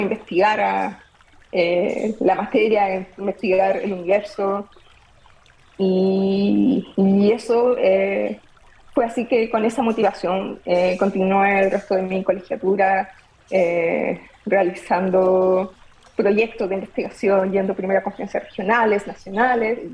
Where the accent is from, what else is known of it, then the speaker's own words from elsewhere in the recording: Copiapó, Atacama, Chile; nos mudamos a la ciudad de Copiapó y eh, en séptimo básico decidí entrar a la Academia de Ciencias de mi colegio